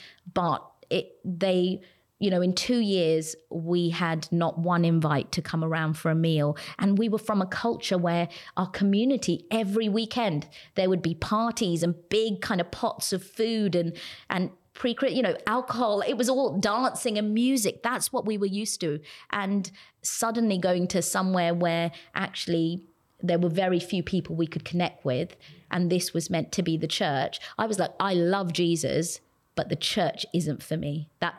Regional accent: Luton, East of England, United Kingdom; born there; also born or lived in Singapore / Sydney, Australia / Melbourne, Australia; So started in Luton. Then my family moved to Singapore. Then we moved to Australia and we lived in Sydney. Then we lived in Melbourne, which was where my family actually

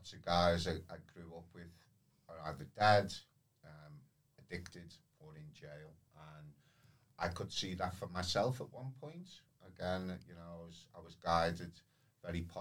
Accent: Liverpool, North West England, United Kingdom; I grew up through the 70s and the 80s, and then Liverpool was very, very deprived area

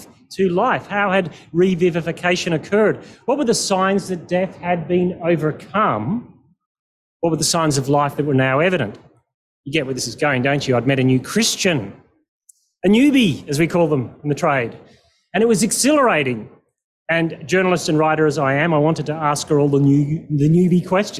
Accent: Perth, Western Australia, Australia; I'm from Perth

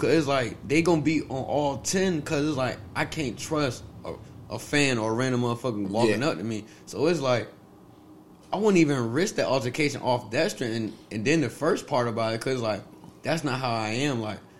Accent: Virginia, United States; I'm from Virginia, bro. Born and raised here, bro.

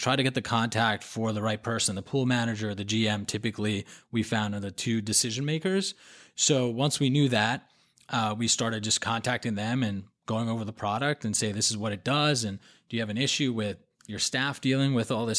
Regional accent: Hong Kong; now in New York, United States; I grew up in Hong Kong

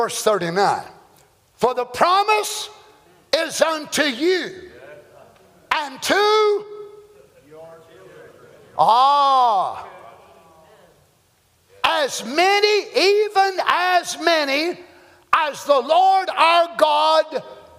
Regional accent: United States; As an American citizen

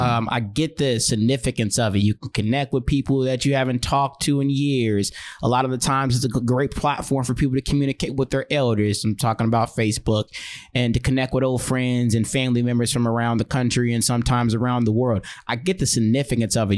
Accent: Chicago, Illinois, United States; also born or lived in Rockford, Illinois; I was born and raised in Chicago, lived in Rockford, Illinois for a majority of my life, but been back and forth everywhere

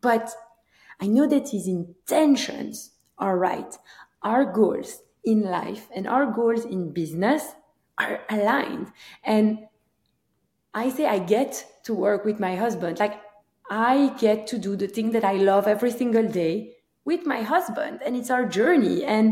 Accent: Antwerp, Flanders, Belgium; moved away as an adult; now in United States; I'm originally from Belgium, Antwerp, Belgium

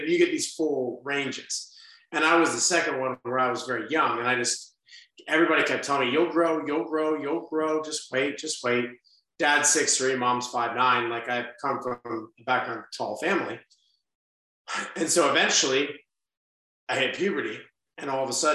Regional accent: Las Vegas, Nevada, United States; I'm from Las Vegas

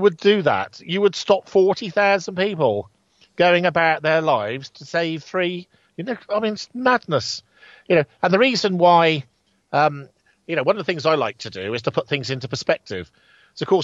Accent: Bridgwater, South West England, United Kingdom; in Bridgewater, my hometown

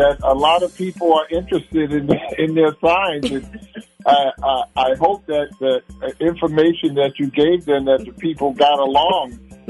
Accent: New York City, New York, United States; I'm originally from Brooklyn, New York, and my uncle is the founding member

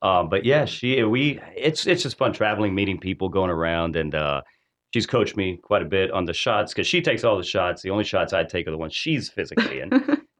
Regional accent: Miami, Florida, United States; moved away as an adult; now in Charlotte, United States; I'm originally from Miami, Florida.

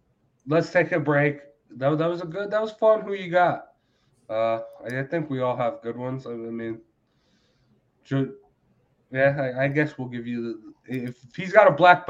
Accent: Connecticut, United States; we're all from Connecticut

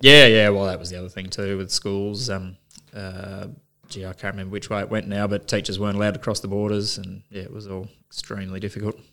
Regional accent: Melbourne, Victoria, Australia; moved away as an adult; I grew up in Melbourne, on the outskirts of Melbourne.

